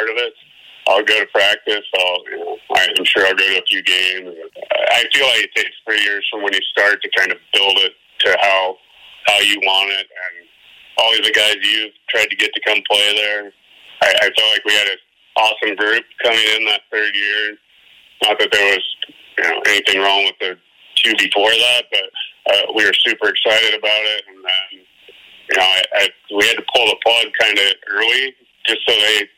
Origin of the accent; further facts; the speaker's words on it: Seattle, Washington, United States; I grew up in Seattle